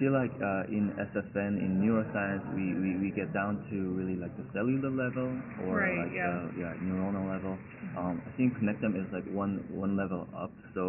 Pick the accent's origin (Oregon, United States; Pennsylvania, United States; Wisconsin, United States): Wisconsin, United States; Madison; I'm from Madison, Wisconsin in the United States.